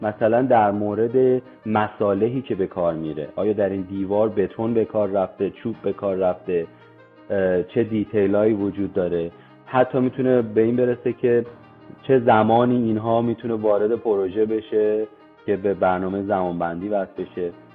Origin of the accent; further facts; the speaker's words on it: Iran; moved away; من خیلی تو ایران بزرگ شدم فارسیم خیلی خوبه